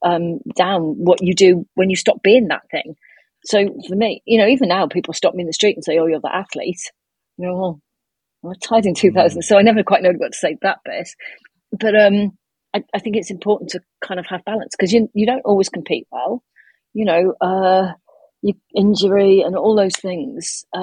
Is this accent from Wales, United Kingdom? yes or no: yes; Cardiff, Wales, United Kingdom; I'm from Cardiff, which is the capital city